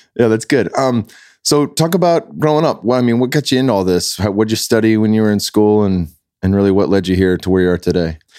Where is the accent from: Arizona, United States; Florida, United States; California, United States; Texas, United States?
California, United States; South Bay